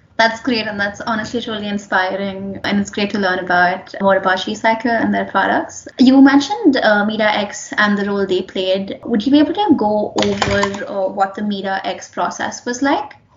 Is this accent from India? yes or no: yes; India; moved away; I've grown up in a developing country. Uh, I'm from India, and we were never taught about menstruation in high school, in middle school